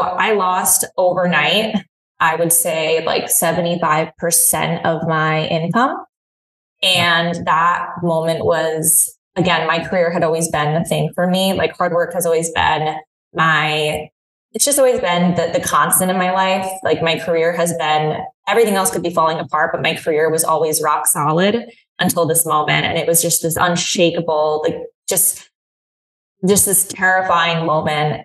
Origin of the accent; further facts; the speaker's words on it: Hudson Valley, New York, United States; also born or lived in Philadelphia; now in New York City, United States; I grew up in the Hudson Valley in New York, so it's about an hour and a half outside of Manhattan